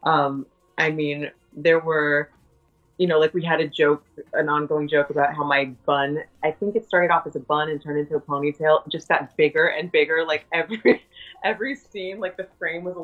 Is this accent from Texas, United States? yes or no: no; New York, United States; I'm also from New York